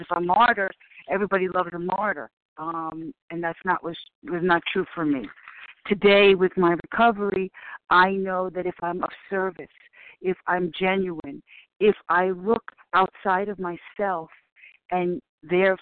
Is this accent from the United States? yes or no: yes; New York City, New York, United States; I'm from the Bronx